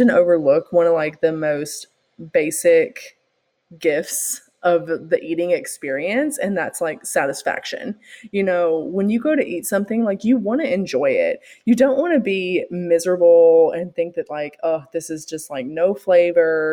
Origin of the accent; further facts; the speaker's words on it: the South, United States; growing up in the South